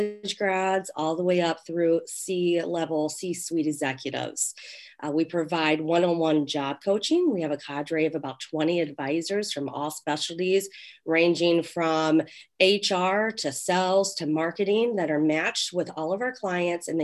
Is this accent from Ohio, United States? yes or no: yes; Ohio, United States; moved away as an adult; now in Chicago, United States; I'm actually originally from Ohio, but I've been in Chicagoland for 15 years